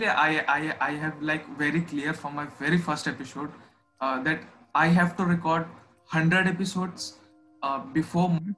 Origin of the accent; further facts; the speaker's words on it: India; I am from India, so the culture of India is a bit different